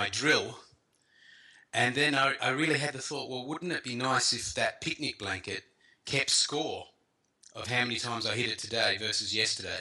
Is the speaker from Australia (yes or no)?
yes; Melbourne, Victoria, Australia; moved away as an adult; now in United Kingdom; I grew up in Australia, and I played a lot of youth cricket in Australia, up to a sort of district cricket level in Melbourne